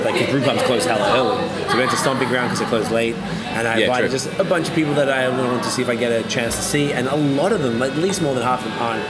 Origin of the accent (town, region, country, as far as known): Australia; born or raised there; moved away as an adult; also born or lived in Canada